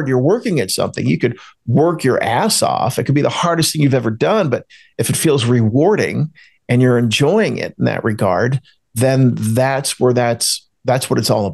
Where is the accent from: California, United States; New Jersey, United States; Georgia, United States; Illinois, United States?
New Jersey, United States; I grew up outside of Philadelphia, Pennsylvania. I grew up in South Jersey